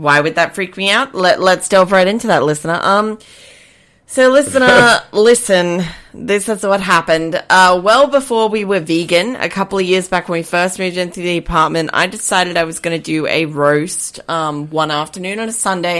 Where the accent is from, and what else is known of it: Queensland, Australia; born or raised there